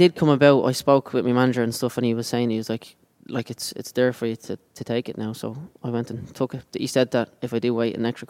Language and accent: English; Dublin, Leinster, Ireland